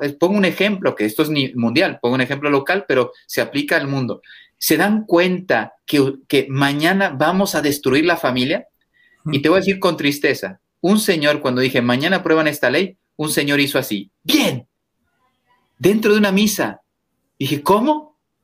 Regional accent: Mexico; moved away as an adult; also born or lived in Spain; yo vengo de México, un país católico

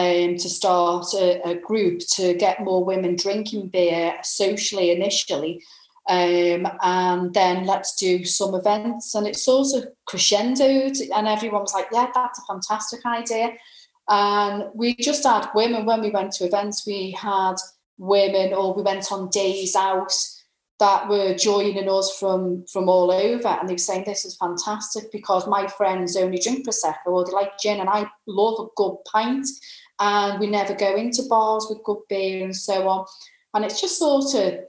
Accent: Liverpool, North West England, United Kingdom; I'm a Scouser.

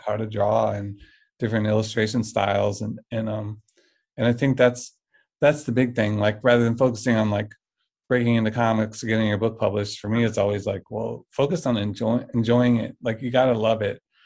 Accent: St. Louis, Missouri, United States; I mostly grew up in in uh, uh, St. Louis. I mm-hmm. think I graduated high school here, and we've been here for 20 whatever since 1990.

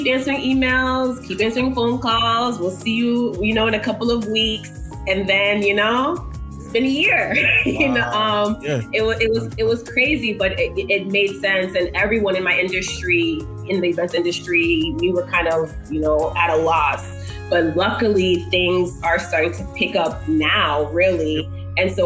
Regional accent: Boston, Massachusetts, United States; moved away as an adult; now in Washington, D.C., United States; I am actually originally from Boston, Massachusetts, born and raised.

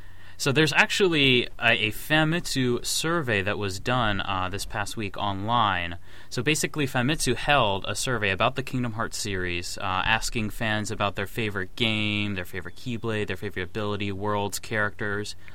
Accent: United States; as an American Square Enix fan

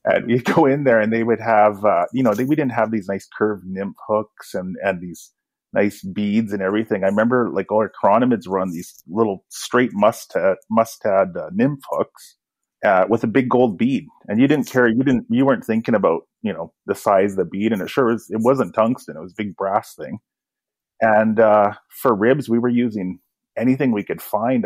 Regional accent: Kamloops, British Columbia, Canada; I grew up in Kamloops, BC.

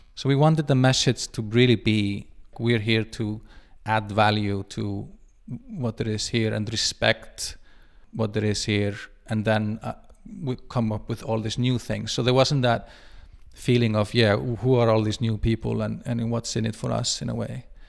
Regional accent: Reykjavik, Capital Region, Iceland; moved away as an adult; also born or lived in Buenos Aires / London / Madrid / Mumbai; now in Thingeyri, Iceland; I grew up in Reykjavik and I lived in kind of really big cities, Buenos Aires, London, Madrid, Mumbai

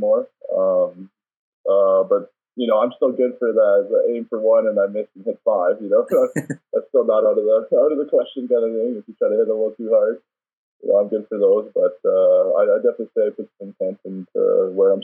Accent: Calgary, Alberta, Canada; also born or lived in Paris, France; I was born in Calgary, but I spent about four or five years in Paris, actually, because my dad was still playing professionally over there.

